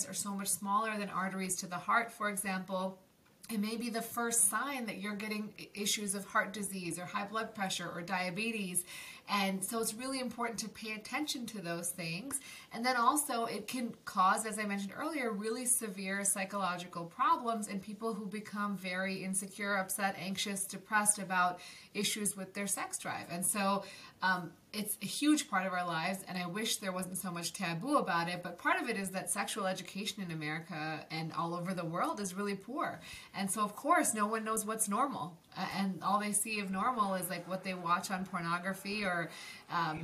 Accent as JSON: {"language": "English", "town": "Buffalo", "region": "New York", "country": "United States", "tie": "born or raised there", "also_born_or_lived": "Maryland", "moved": "yes", "said": "my hometown, which is Buffalo, New York"}